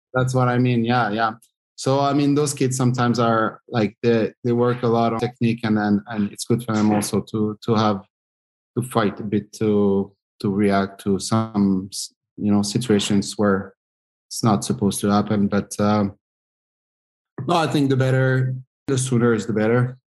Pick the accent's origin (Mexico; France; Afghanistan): France; moved away as an adult; also born or lived in Switzerland; I grew up in France and playing in, um, in a pretty good, uh, hockey city